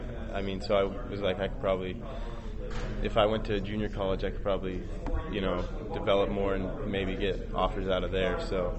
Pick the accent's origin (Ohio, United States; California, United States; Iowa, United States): California, United States